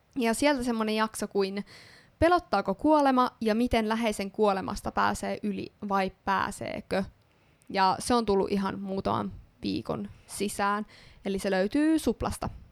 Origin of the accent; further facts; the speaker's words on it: Ostrobothnia, Finland; mua itseä pohjalaisena